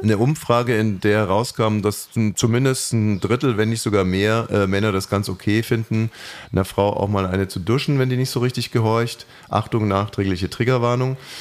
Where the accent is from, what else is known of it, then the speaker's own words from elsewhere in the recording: West Germany, Germany; ich komme aus dem Westen